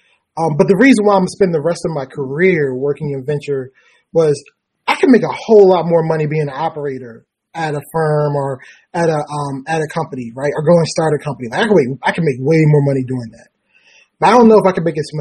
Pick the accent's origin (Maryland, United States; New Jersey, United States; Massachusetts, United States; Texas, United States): Maryland, United States; Baltimore; I'm from Baltimore, is where I am now.